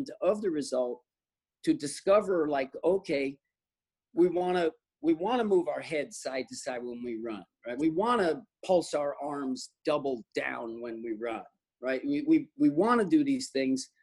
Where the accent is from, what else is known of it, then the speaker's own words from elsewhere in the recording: New Jersey, United States; now in California, United States; I grew up on the East Coast, where you get up early and you work hard, in New Jersey, and it's in me